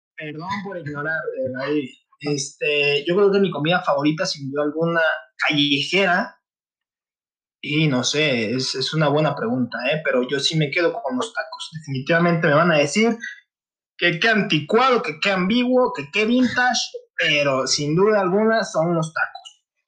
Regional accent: Michoacán, Mexico; now in Guadalajara, Mexico; Yo soy del estado de Michoacán, radico también en la ciudad de Guadalajara

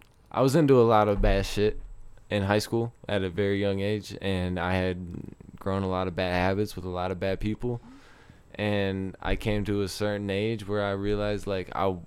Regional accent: Novi, Michigan, United States; also born or lived in Detroit; now in Colorado, United States; I grew up in Detroit

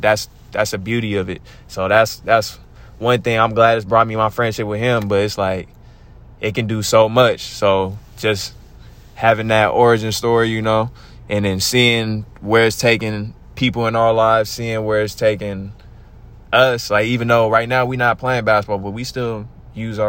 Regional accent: Stockton, California, United States; we are from Stockton

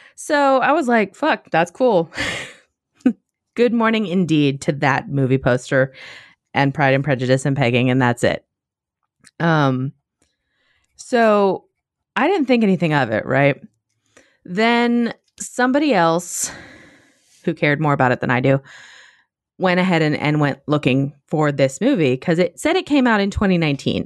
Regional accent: United States; I am an American

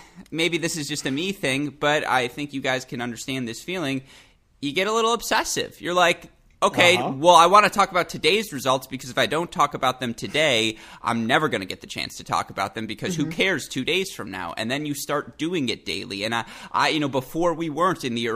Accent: United States; I am American

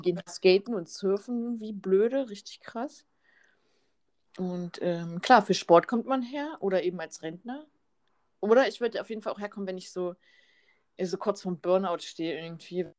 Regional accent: Cloppenburg, Lower Saxony, Germany; bei mir in Kloppenburg, ich kann da so gut leben

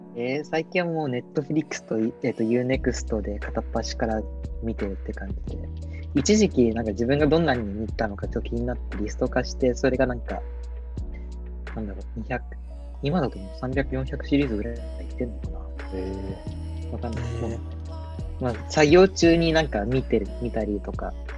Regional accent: Yokohama, Kanagawa, Japan; 僕は、えっと、横浜生まれ横浜育ちなんですけど

